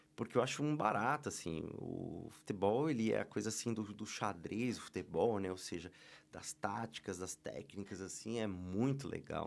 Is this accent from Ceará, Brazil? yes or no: no; Osasco, São Paulo, Brazil; Sou de São Paulo, sou de São Paulo. Eu sou nato de Osasco, cidade de, de louco